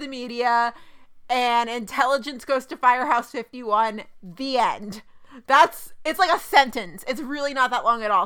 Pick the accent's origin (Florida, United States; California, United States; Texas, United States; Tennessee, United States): Texas, United States; Dallas; my hometown teams